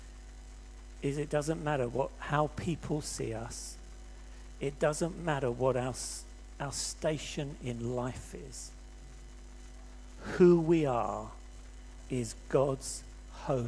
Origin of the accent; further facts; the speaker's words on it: England, United Kingdom; I'm white, I'm English, I'm fairly tall, and because of my accent